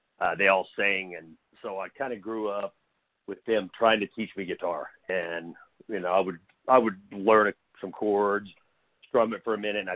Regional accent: Oklahoma, United States; I'm from Oklahoma, so there is, it's like, when I was a kid, it was mostly the, you know, all country and stuff like that around

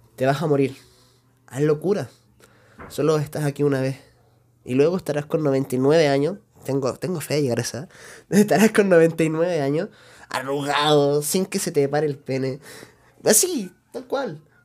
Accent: Chile; no soy mexicano por si acaso, yo soy chileno

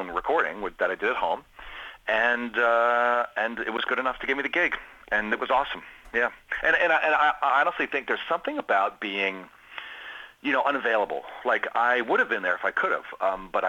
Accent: Washington, District of Columbia, United States; I'm from Washington, D.C., so I'm a Caps fan

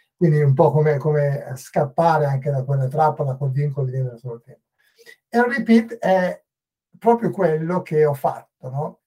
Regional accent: northern Italy, Italy; moved away as an adult; also born or lived in England / Dublin, Ireland; now in Dún Laoghaire, Ireland; sono chiaramente italiano, sono um, del, del, nord Italia e ho lasciato il nord Italia quando avevo 25 anni

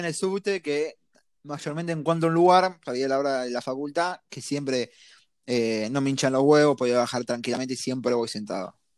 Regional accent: Argentina; soy, soy bien argentino

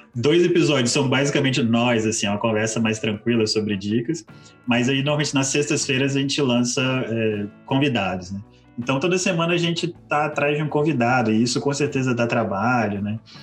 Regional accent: Espírito Santo, Brazil; nós somos o Espírito Santo

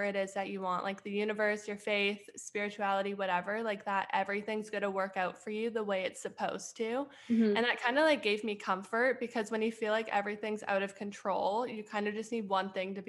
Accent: Edmonton, Alberta, Canada; moved away as an adult; now in Pittsburgh, United States; I'm from Edmonton, Alberta, but right now I'm in Pittsburgh going to school

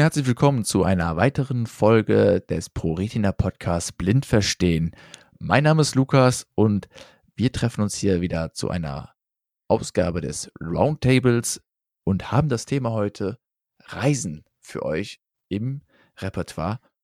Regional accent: Rhineland, Germany; als Rheinländer

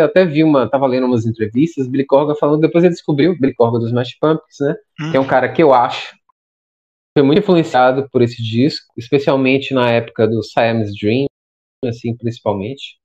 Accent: Salvador, Bahia, Brazil; sou daqui de Salvador

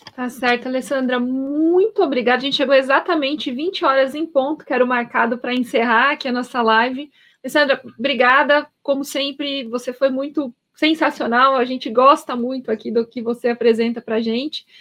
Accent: Paraná, Brazil; now in São Paulo, Brazil; eu sou paranaense

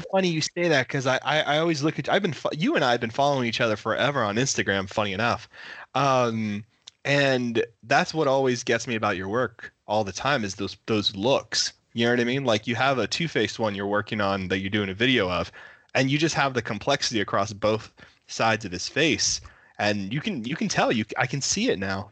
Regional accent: Miami, Florida, United States; I'm from Miami, so I was born and oh. raised in Miami, so I'm a local

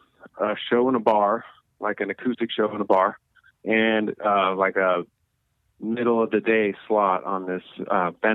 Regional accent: Seal Beach, California, United States; I grew up in Seal Beach, California

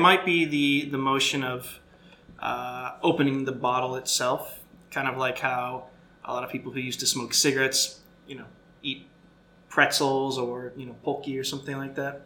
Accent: Florida, United States; I grew up in Florida

